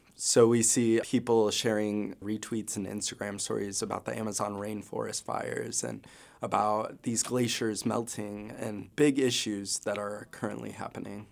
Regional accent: Rochester, New York, United States; moved away as an adult; now in Vermont, United States; I'm from Rochester, New York, originally

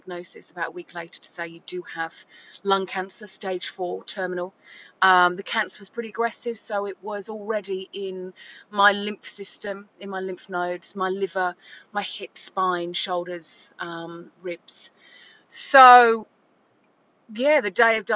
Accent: England, United Kingdom; moved away as an adult; also born or lived in Gold Coast, Australia; now in Burleigh Heads, Australia; I am English. I moved here 20 years ago. This was my first stop backpacking

